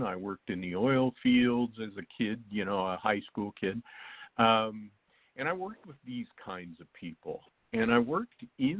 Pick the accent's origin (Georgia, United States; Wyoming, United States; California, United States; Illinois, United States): Wyoming, United States; now in Texas, United States; I live in Texas right now, but I grew up